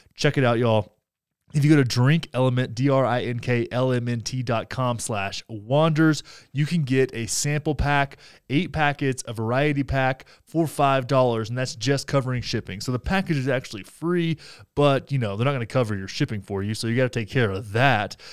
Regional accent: Graham, Texas, United States; In my hometown in Texas, Graham, Texas

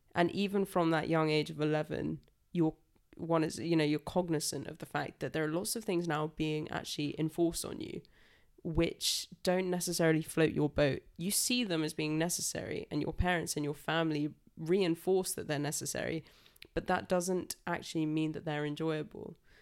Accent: Salisbury, South West England, United Kingdom; I'm twenty-four and I'm from Salisbury.

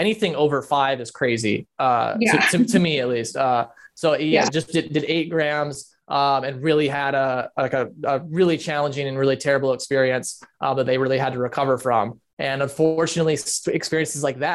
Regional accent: West Michigan, United States; I grew up in Michigan, where my parents started a mega church

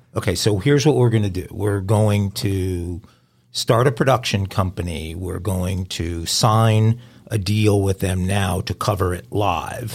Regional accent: New York, United States; moved away as an adult; also born or lived in California; growing up in New York

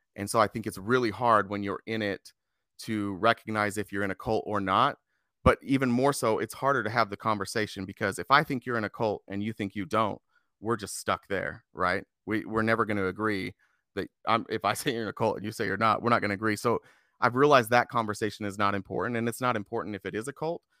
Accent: Lindon, Utah, United States; now in Arizona, United States; I grew up in Utah in a little town called Linden. It's a suburb about forty minutes south of Salt Lake City.

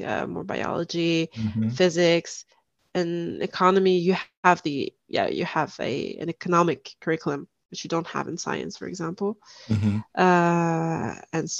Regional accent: Orléans, Centre-Val de Loire, France; English is a second language; also born or lived in Lebanon / Germany / Toulouse; now in Paris, France; I'm from Orléans

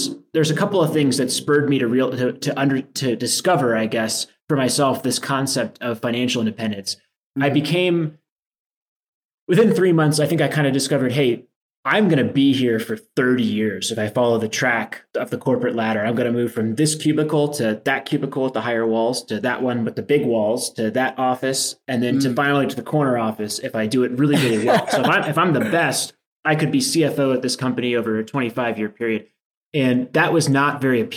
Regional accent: D.C., Maryland, United States; I grew up in a suburb between Baltimore and Washington, D.C.

